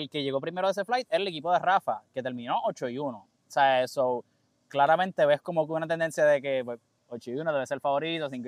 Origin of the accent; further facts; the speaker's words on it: Caguas, Puerto Rico; Soy de Caguas